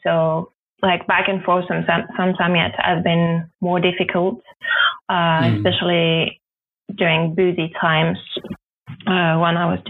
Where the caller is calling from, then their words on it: Berlin, Germany; From my studio flat in Berlin, Germany.